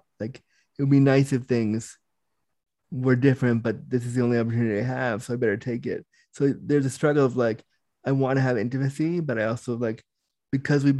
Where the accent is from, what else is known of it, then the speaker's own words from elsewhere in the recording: Toronto, Ontario, Canada; I'm from Toronto